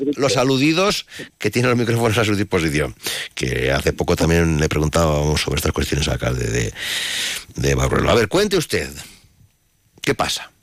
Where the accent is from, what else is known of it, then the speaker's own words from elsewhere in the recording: Ampudia, Castile and León, Spain; yo, en mi pueblo, donde ahora en Ampudia